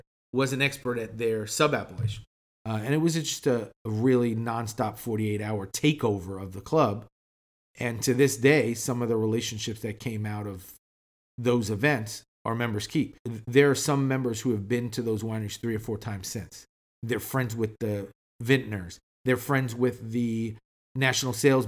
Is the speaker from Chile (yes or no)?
yes; Chile; moved away; I'm from Chile